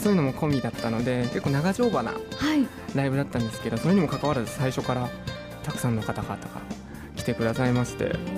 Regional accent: Utsunomiya, Tochigi, Japan; ずっとこの町でもう小中高大とずっとこの町だったので単純に生まれ育ったこの宇都宮が好き

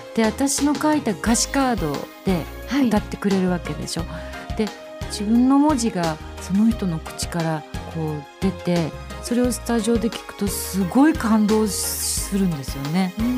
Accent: Utsunomiya, Tochigi, Japan; now in Kamakura, Japan; 私はこの宇都宮で生まれて育ってあの今作詞家をしてるんですけれども

